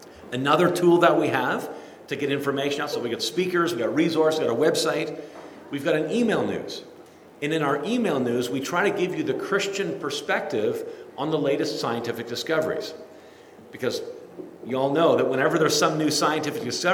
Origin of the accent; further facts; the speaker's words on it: Kitchener, Ontario, Canada; I was born in Kitchener, Ontario, lived there all my life